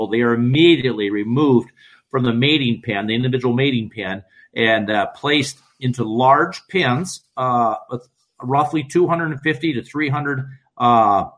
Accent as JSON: {"language": "English", "region": "Iowa", "country": "United States", "said": "We're from Iowa"}